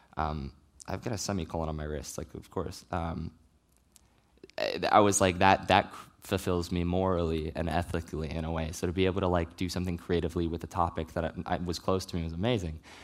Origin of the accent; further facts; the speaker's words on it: Richmond, Virginia, United States; moved away; I grew up in Richmond, Virginia